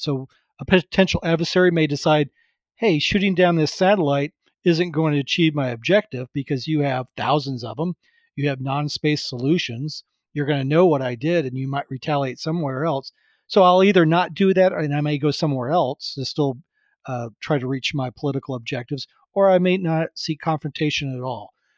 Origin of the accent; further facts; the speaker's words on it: Florida, United States; growing up in Florida and, uh, in the U S